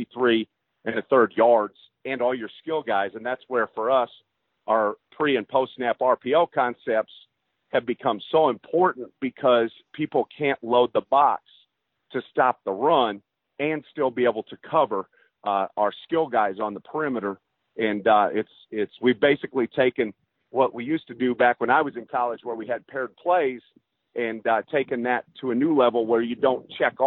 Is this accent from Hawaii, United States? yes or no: no; Iowa, United States; also born or lived in New York; now in Texas, United States; where I grew up in Iowa, everything closed down Friday night for a football game.